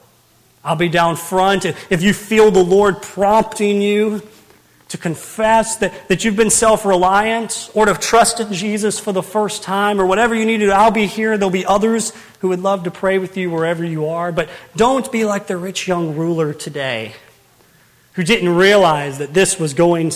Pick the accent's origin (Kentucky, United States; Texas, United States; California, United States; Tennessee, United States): Kentucky, United States; Owensboro; born and raised in Owensboro. I've been there my whole life